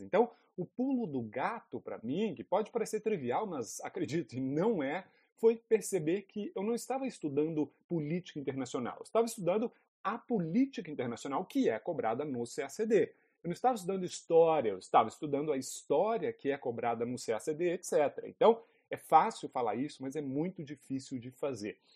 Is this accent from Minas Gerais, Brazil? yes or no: yes; Lavras, Minas Gerais, Brazil; moved away as an adult; also born or lived in Brasília; Eu sou de Lavras, uma cidadezinha no sul de Minas Gerais.